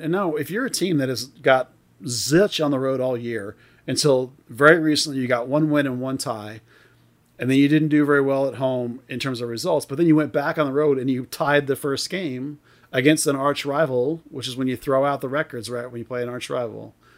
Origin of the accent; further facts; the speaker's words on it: United States; I'm American